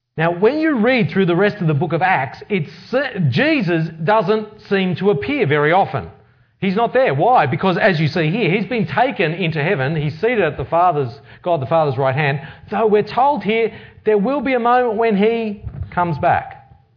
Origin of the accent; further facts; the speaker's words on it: Australia; growing up in Australia means that I've largely been influenced from, from birth